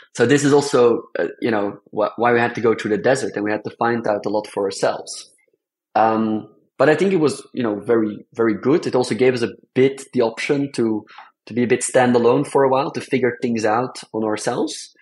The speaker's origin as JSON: {"language": "English", "country": "Belgium", "said": "I come from Belgium"}